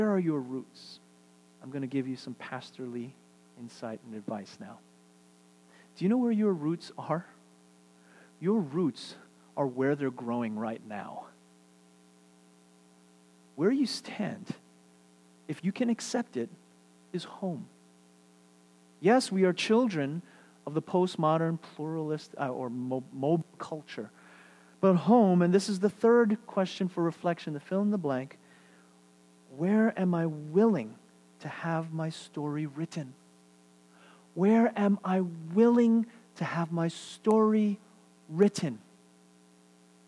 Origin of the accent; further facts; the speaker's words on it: New York City, New York, United States; moved away as an adult; also born or lived in Seattle, Washington / Vancouver, Washington; now in Houston, United States; I'm Korean, born and raised in New York. 20 years, New York City, this is my life